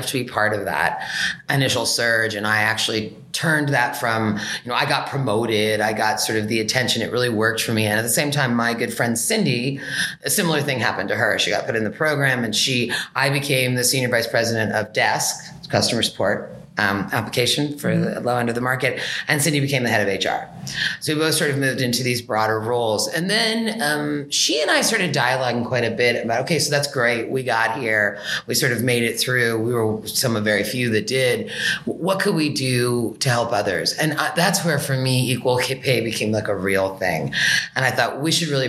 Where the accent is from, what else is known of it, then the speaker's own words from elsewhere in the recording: Berkeley, California, United States; I grew up in Berkeley